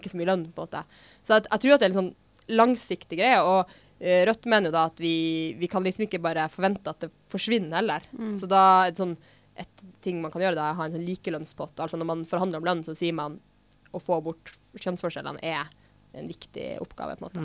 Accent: Finnmark, Norway; Jeg er fra Finnmark

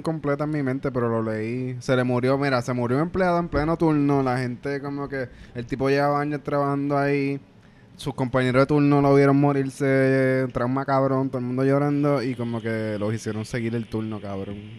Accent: Cabo Rojo, Puerto Rico; moved away as an adult; now in New York, United States; yo soy de, Boquerón, de Cabo Rojo

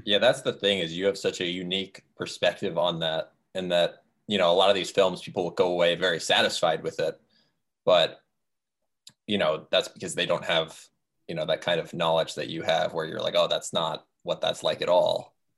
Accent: Florida, United States; I was from Florida where you could swim, you know, everywhere.

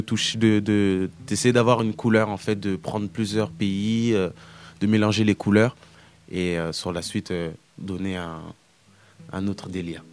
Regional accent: France; j'ai grandi ici, je suis né ici, en France.

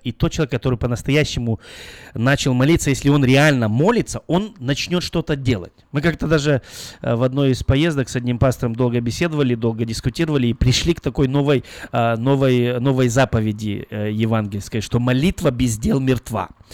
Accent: Belarus; now in Carmichael, United States; я из Белоруссии

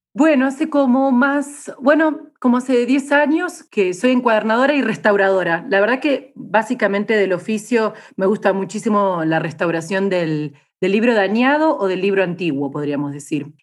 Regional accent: Argentina; now in Chiapas, Mexico; soy argentina

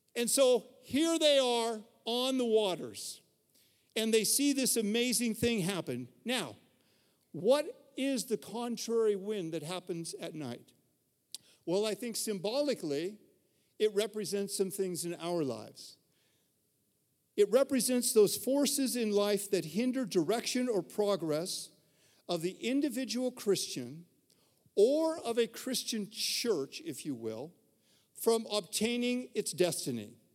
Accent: Reno, Nevada, United States; where I grew up in Reno

